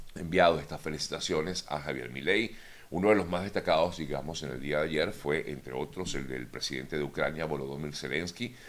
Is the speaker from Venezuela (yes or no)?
yes; Venezuela; moved away; como venezolano me siento totalmente eh, golpeado ante este tipo de, comentarios totalmente fuera de lugar, en principio, como venezolano. En segundo lugar, también como migrante